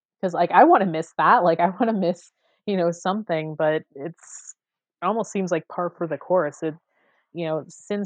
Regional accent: Las Vegas, Nevada, United States; I grew up on the East Side

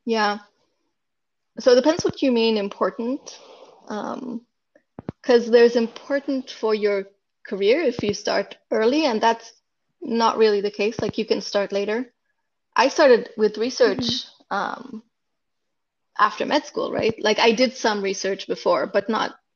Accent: Israel; moved away as an adult; now in Silicon Valley, United States; I'm from Israel and I grew up in Israel, and I went to medical school in Israel

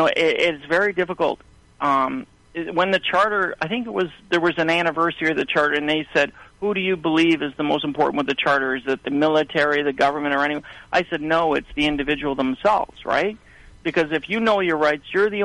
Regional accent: Canada; as a Canadian

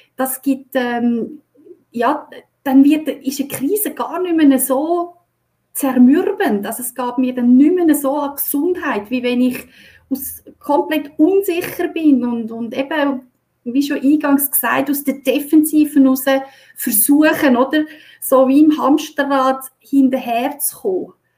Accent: Switzerland; bei uns in der Schweiz

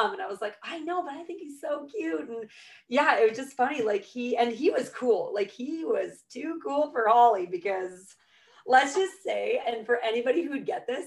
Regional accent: Petawawa, Ontario, Canada; I've been born and raised in the Ottawa Valley and proud of it. I've lived in Petawawa all my life

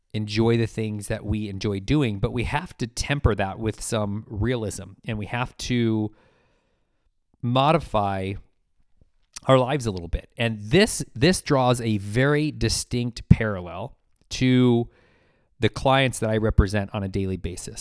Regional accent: United States

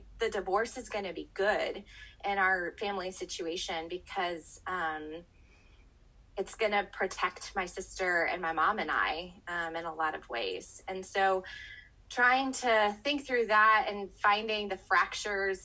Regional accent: the North, United States; moved away as an adult; now in Texas, United States; growing up in the North

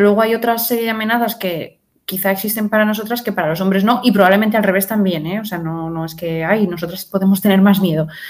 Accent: Madrid, Community of Madrid, Spain; soy madrileña

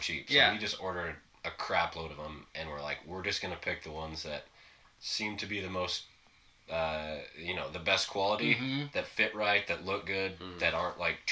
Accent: Edmonds, Washington, United States; I grew up in Edmonds, so it's like halfway between Seattle and Everett

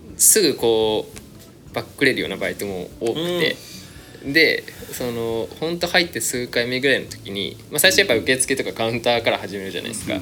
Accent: Kumamoto, Japan; moved away as an adult; now in Tokyo, Japan; 出身は熊本ですね。

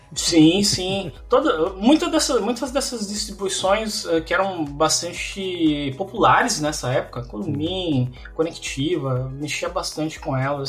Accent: Mafra, Santa Catarina, Brazil; moved away as an adult; also born or lived in Campinas; now in Brno, Czechia; eu sou de Mafra, Santa Catarina

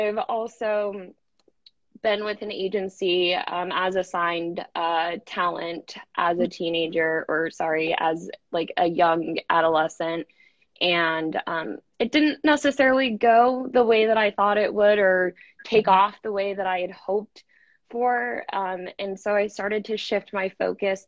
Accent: Denver, Colorado, United States; I'm originally from Denver. That's where I grew up. I've spent my entire childhood in Denver, Colorado

